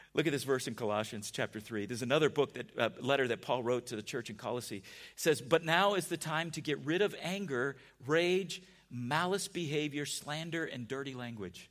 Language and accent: English; San Diego, California, United States; We grew up in San Diego together.